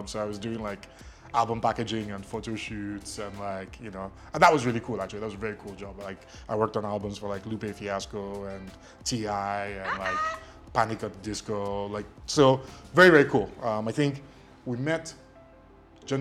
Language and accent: English; Lagos, Nigeria; first language Ijesha; English is a second language; also born or lived in Ilesha, Osun State / Kwara State; So I grew up in Lagos. I grew up in Surulere. My first 3 years were in Ilesha